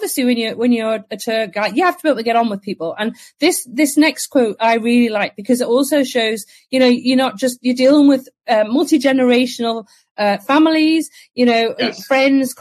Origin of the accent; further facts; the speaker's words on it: England, United Kingdom; I'm English